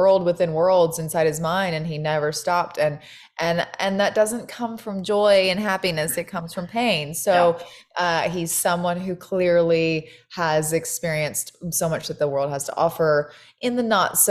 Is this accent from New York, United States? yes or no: no; Georgia, United States; moved away; I grew up in a trailer park in a tiny town in Georgia